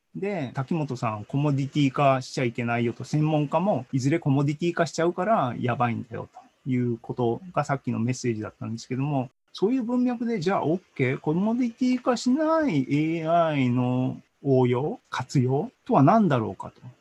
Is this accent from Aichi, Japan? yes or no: no; Hiroshima, Japan; moved away; also born or lived in Sendai / Europe; 出身は僕広島